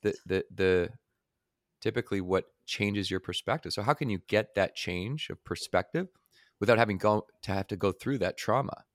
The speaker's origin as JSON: {"language": "English", "town": "Victoria", "region": "British Columbia", "country": "Canada", "tie": "born or raised there", "said": "where I grew up in Victoria, British Columbia, just by Vancouver"}